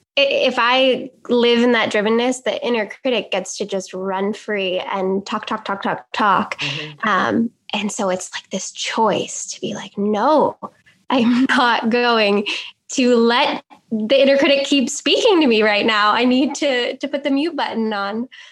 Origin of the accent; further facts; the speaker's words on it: New York, United States; I'm from New York, New York